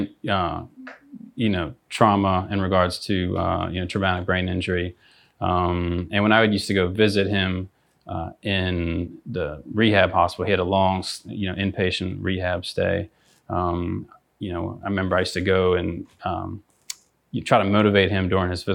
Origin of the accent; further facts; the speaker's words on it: outside of Pittsburgh, Pennsylvania, United States; moved away as an adult; also born or lived in Greenville, South Carolina; I grew up outside of Pittsburgh